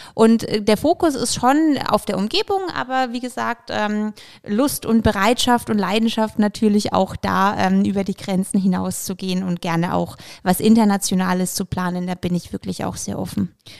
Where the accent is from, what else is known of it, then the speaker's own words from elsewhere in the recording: Bamberg, Bavaria, Germany; also born or lived in Ukraine; Ich bin ursprünglich äh, tatsächlich in der Ukraine geboren, bin aber schon in Bamberg seit ich zwei bin, sprich schon schöne 28 Jahre